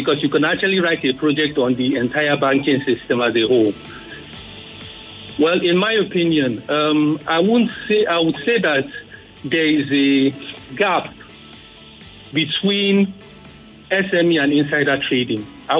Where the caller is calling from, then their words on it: Lagos, Nigeria; I'm calling from Pestac Town.